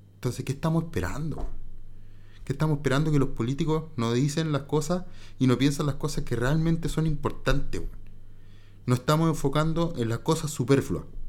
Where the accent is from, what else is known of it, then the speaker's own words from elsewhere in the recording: Chile; el chileno chiquillo